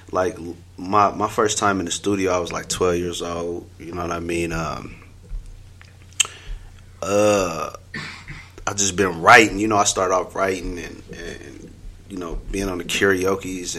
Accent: Denver, Colorado, United States; I'm from Denver, Colorado, specifically Montbello.

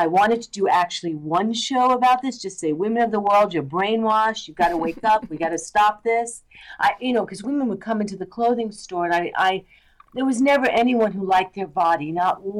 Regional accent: New York, United States; now in Los Angeles, United States; I'm from New York. I started out as an actress. I still act. I came

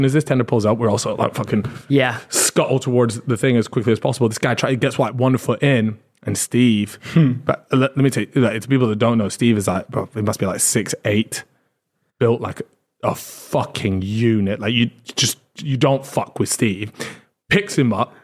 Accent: United Kingdom; As British people

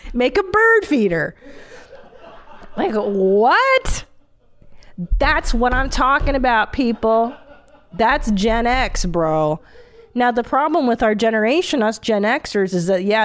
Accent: Hungary; moved away; in Hungary, there's a roller coaster that doesn't even stop to let you on. Like, that's the kind of stuff I grew up going

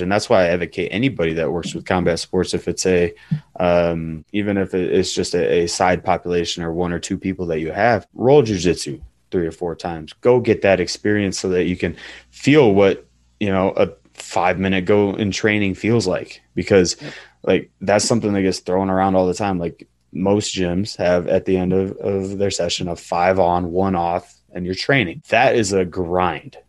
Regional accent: central Illinois, United States; I grew up in a pretty rural town and uh, in the central Illinois

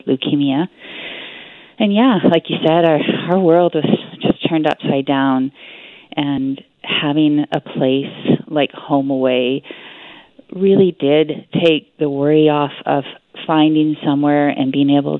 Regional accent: Whitehorse, Yukon, Canada; we're from Whitehorse, Yukon, so we're a long way away from our home and our friends and our family

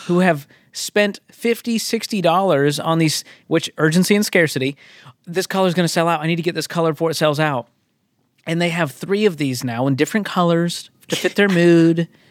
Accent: Northeast, United States; I'm from the Northeast.

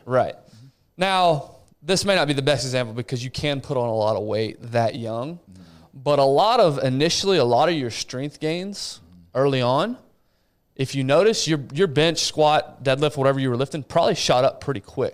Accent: Abilene, Texas, United States; moved away; hometown of Abilene

